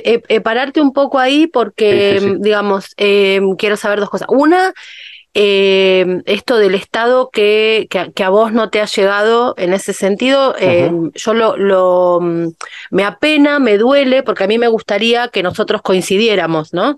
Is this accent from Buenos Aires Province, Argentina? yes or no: yes; Ciudad Evita, Buenos Aires Province, Argentina; me crié en Ciudad Evita